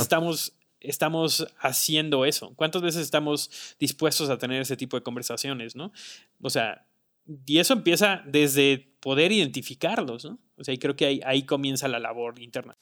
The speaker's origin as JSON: {"language": "Spanish", "country": "Mexico", "said": "como cultura mexicana"}